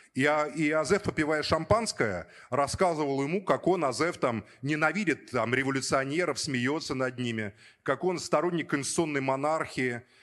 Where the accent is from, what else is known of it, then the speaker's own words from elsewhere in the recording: Moscow, Russia; родился уже на Соколе, в Москве, учился в школе